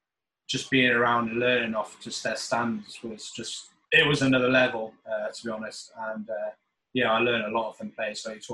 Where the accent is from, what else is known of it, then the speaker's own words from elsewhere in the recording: United States; born there; also born or lived in England; although obviously people keep me stick being English, but actually I was born in America, so I don't even know what I am, to be honest.